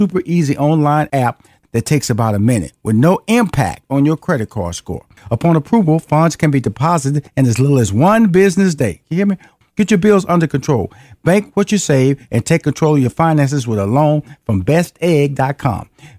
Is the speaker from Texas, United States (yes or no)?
yes; Houston, Texas, United States; It was so funny, because I'm from Houston, Texas. I'm from Fifth Ward. Fifth Ward is a black community.